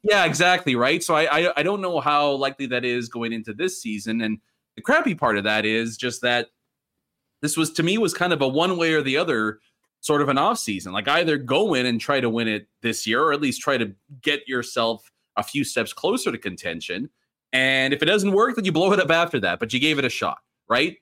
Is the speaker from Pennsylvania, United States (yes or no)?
yes; Philadelphia, Pennsylvania, United States; I come from Philly